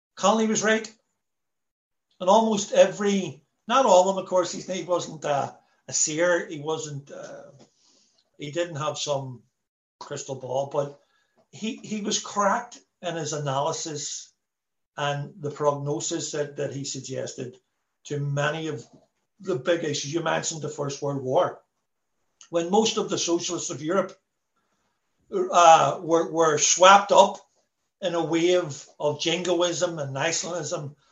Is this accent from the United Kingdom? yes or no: yes; Belfast, Northern Ireland, United Kingdom; I'm from a working class Irish Catholic background. I'm from the Falls Road, born Catholic